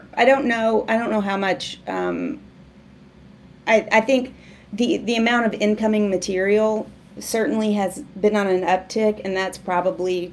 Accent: Waldron, Arkansas, United States; moved away; growing up in Waldron, I loved movies

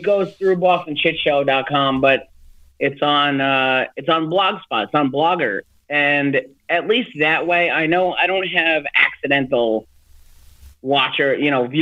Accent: Long Island, New York, United States; moved away as an adult; I grew up on Long Island

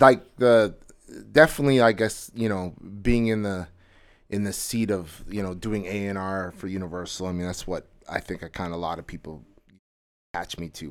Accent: Edmonton, Alberta, Canada; moved away as an adult; now in Toronto, Canada; I'm originally, like, I grew up in Edmonton

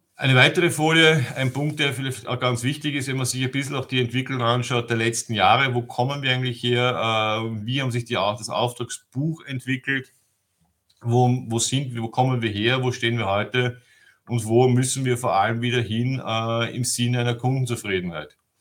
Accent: Vienna, Austria; moved away as an adult; now in Germany; Ich bin gebürtiger Wiener und lebe seit zehn Jahren in Deutschland

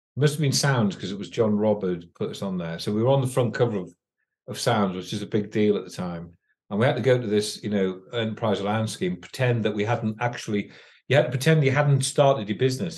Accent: Northumberland, North East England, United Kingdom; born or raised there; also born or lived in London

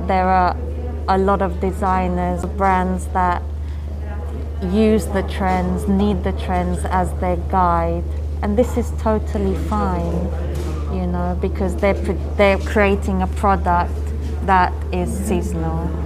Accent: India; my Indian origin, but just because I'm Indian

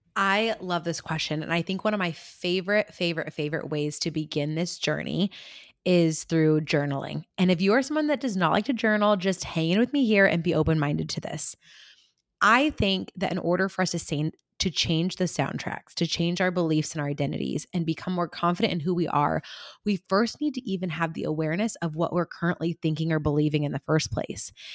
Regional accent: California, United States; I'm from California

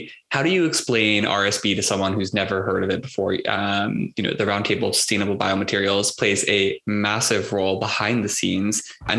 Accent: United States; As a person growing up in America

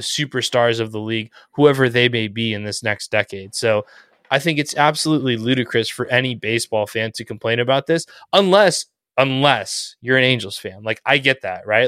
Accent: Southern California, United States; I grew up in SoCal

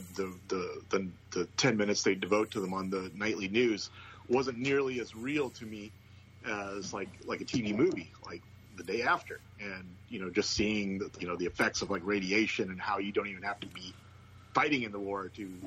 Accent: Eugene, Oregon, United States; I grew up in Eugene, Oregon

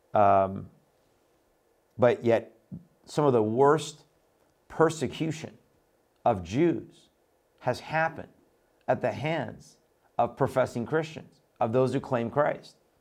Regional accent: Iran; moved away; I was born in Iran. I came out of the Middle East

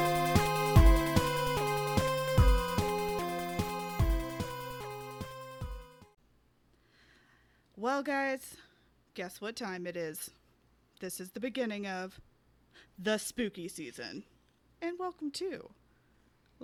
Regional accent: Tennessee, United States; Tennessee, which is my home state

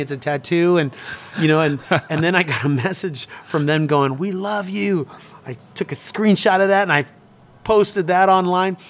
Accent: Toronto, Ontario, Canada; now in Sweden; growing up in Toronto

